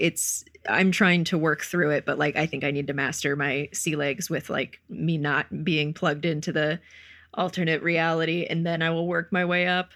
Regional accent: Wilmington, North Carolina, United States; moved away; my hometown, Wilmington

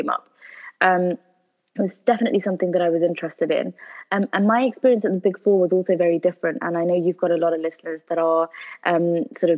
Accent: United Kingdom; we are Pakistani, born in the UK, but our heritage is from Pakistan

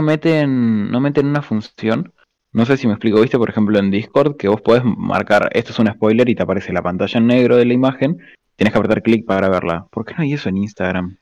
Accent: Argentina; accent: argentino; yo soy argentino

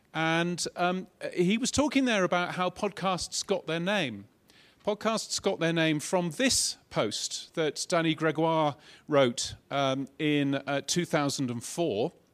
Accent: United Kingdom; now in Australia; as you can tell from my silly accent, I'm a British person.

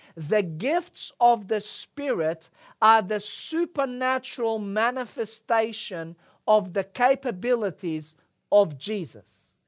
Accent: Egypt; moved away; growing up in Egypt

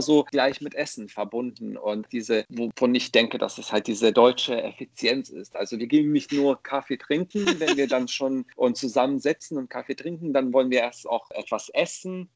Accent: Bosnia & Herzegovina; German is a second language; moved away as an adult; also born or lived in Croatia / Ireland; now in Germany; Geboren bin ich in Bosnien und da habe ich 18 Jahre lang gelebt

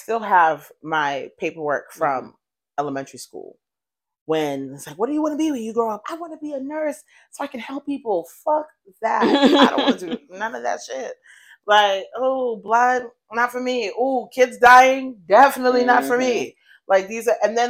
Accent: United States; also born or lived in Colorado, United States / Boston, United States / New York, United States; I was born in Colorado, and I've been raised between New York and Boston my entire life

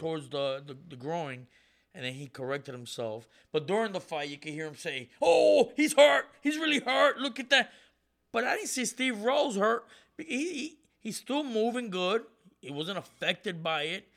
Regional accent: Puerto Rico; I'm Puerto Rican. I was born in Puerto Rico.

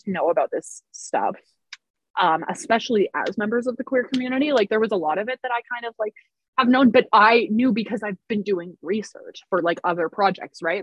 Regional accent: New Brunswick, Canada; I grew up in New Brunswick

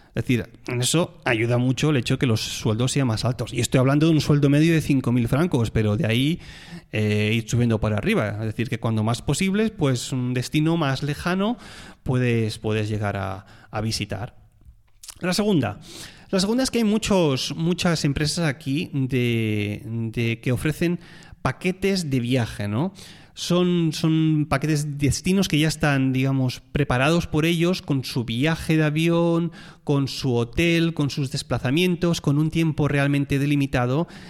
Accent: Tarragona, Catalonia, Spain; moved away; soy de Tarragona

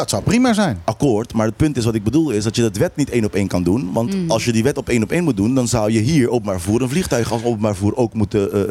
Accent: Netherlands; first language Papiamento; Dutch is a second language; Als ik naar Nederland ga, ik ben een geboren Nederlander. Eh, jammer genoeg eh, eh, voor sommigen dan in Den Haag is mijn moedertaal een andere taal dan ze in Europees onderdeel van Nederland doen.

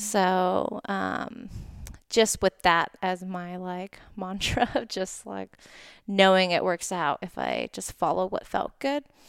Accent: Oahu, Hawaii, United States; now in Southern California, United States; I'm from Oahu originally

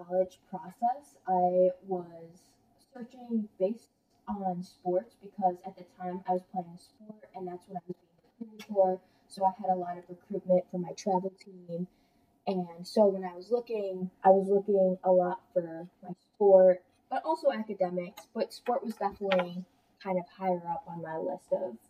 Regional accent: Hamburg, New York, United States

